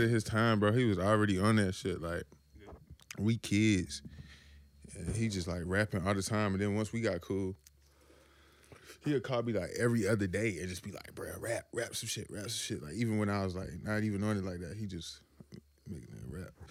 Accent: Washington, North Carolina, United States; I'm from Little Washington

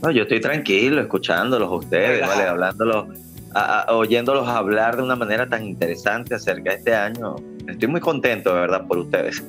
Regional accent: Venezuela; como venezolanos que somos

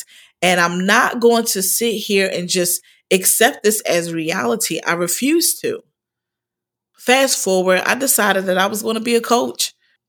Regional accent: Philadelphia, Pennsylvania, United States; I am I'm from originally from Philadelphia, and I'm the oldest of five.

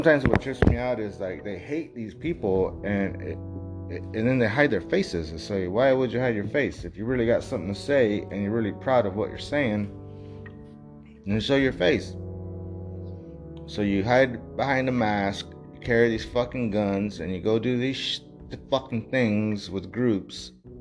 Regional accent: Texas, United States; I'm from Texas

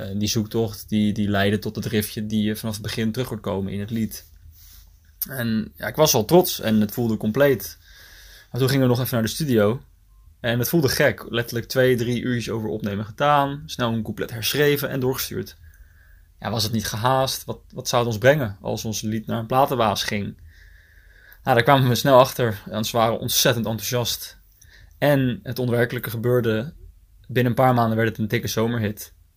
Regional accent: Noordwijk, South Holland, Netherlands; also born or lived in The Hague; ik en Uniek, allebei geboren en getogen in Noordwijk

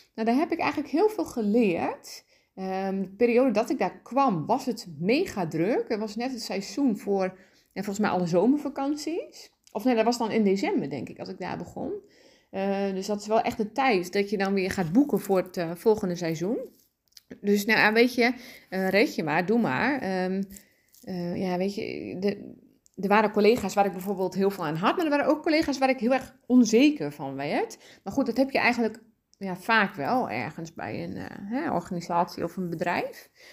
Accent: Dalen, Drenthe, Netherlands; ik ben opgegroeid in Dalen

